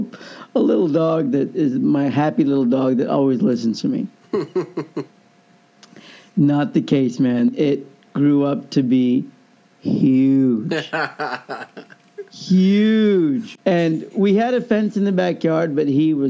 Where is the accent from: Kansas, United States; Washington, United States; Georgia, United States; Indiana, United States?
Kansas, United States; Overland Park; growing up in Overland Park, Kansas